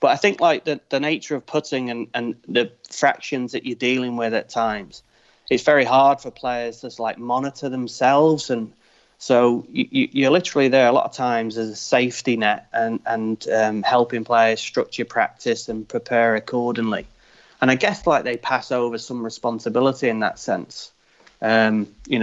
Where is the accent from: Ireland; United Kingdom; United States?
United Kingdom; I'm British